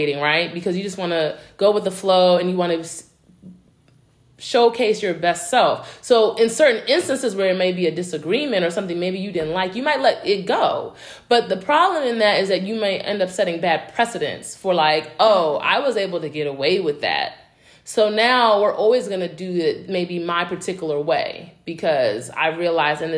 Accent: New York City, New York, United States; moved away; I'm from New York, originally from Brooklyn.

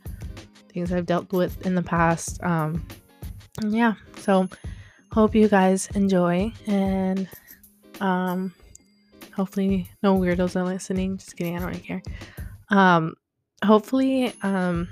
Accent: Texas, United States; moved away as an adult; now in Los Angeles, United States; I am from Texas.

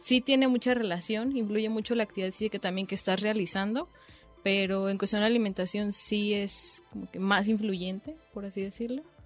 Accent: Mexico; nuestra dieta como mexicanos

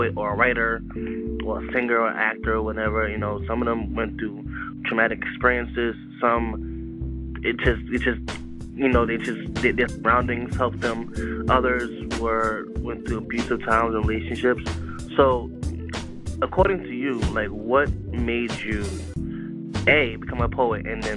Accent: New York City, New York, United States; I grew up in Queensbridge

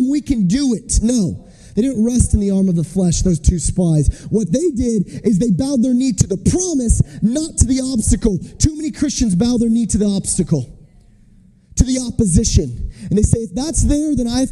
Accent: United States; I'm from America

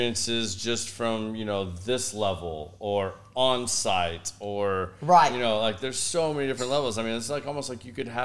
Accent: Oklahoma, United States; that's in my home state

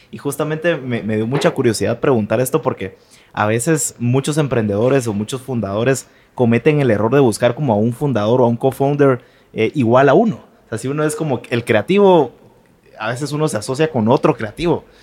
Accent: Guatemala City, Guatemala Department, Guatemala; crecí pues aquí en Guate.

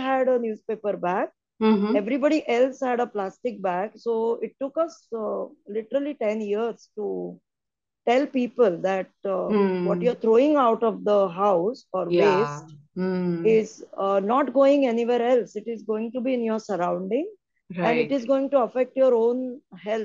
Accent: Mumbai, Maharashtra, India; moved away as an adult; also born or lived in Goa; now in Dubai, United Arab Emirates; I was born and brought up in Mumbai, I was in a high-rise building

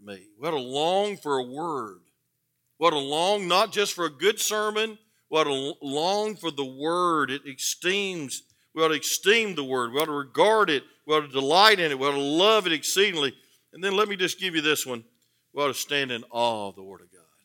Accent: the South, United States; I was born in the South

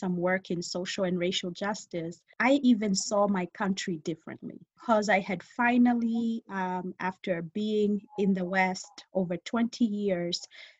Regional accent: Kenya; also born or lived in England; now in United States; I'm just going to be Kenyan again. So I was like, I'm Kenyan.

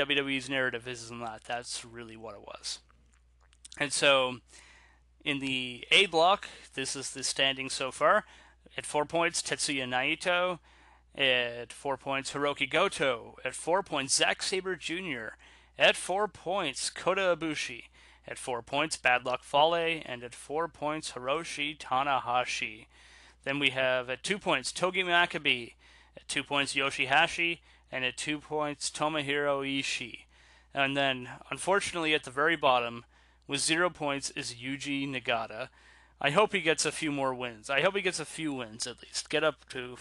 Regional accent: Canada; I'm Canadian

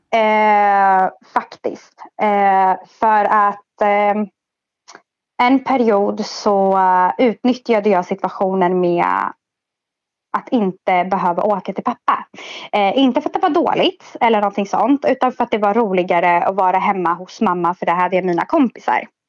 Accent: Stockholm, Stockholm County, Sweden; jag är 27 och är född i Stockholm.

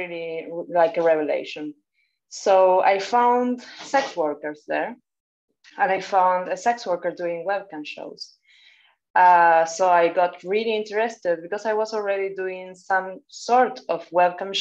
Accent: Buenos Aires, Argentina; now in Barcelona, Spain; I am from Argentina, but based in Barcelona.

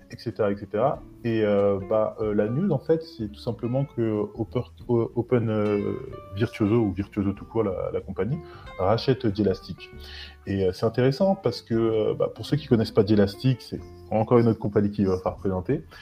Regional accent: France; où on se dit mais moi je suis français, pourquoi est-ce que je vais prendre une VM en Indonésie ou en Inde ou en Corée

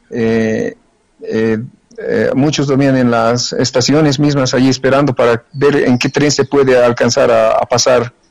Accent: Bolivia; moved away; also born or lived in Ukraine; no obstante de haber estado 32 años allá, eh, no, no cambié mi nacionalidad, no cambié, y, o sea, soy boliviano, boliviano.

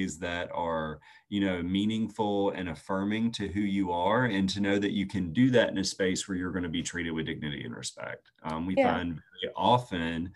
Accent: Chester, South Carolina, United States; I grew up in Chester, South Carolina, grew up on a farm

